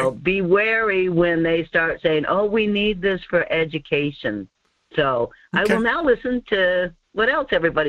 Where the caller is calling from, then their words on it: Denali area, Alaska, United States; calling from the Denali area.